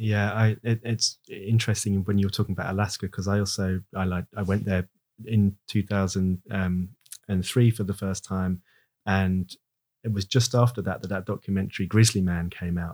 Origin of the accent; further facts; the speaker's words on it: United Kingdom; we're British